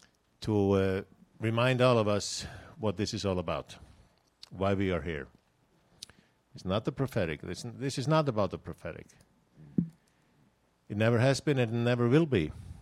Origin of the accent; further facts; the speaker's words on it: Iceland; English is a second language; You see, I'm from Iceland, and I'm speaking like a Texan.